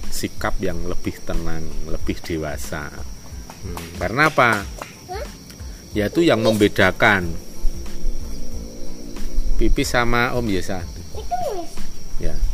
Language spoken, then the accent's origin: Indonesian; Java, Indonesia; kita sendiri itu sebagai orang Jawa yang nguri-uri karifan lokal atau lokal wisdom